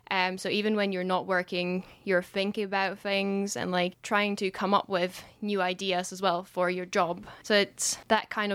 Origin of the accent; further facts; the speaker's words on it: Czechia; moved away as an adult; now in Scotland; I'm from Czech Republic